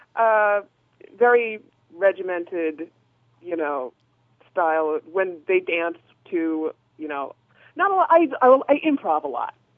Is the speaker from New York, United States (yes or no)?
no; Boston, Massachusetts, United States; I'm not from the Bay Area. I'm from Boston